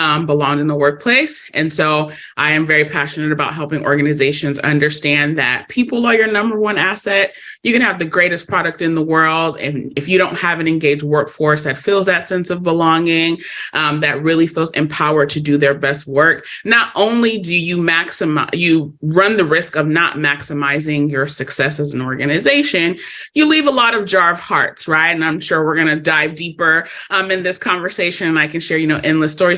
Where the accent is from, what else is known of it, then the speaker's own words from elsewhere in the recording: Los Angeles, California, United States; I am born and raised in Los Angeles, California